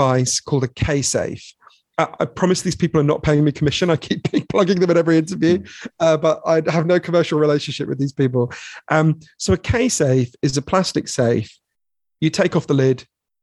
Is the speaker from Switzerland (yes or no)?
no; London, United Kingdom; I grew up in Edgware, which is a suburb of London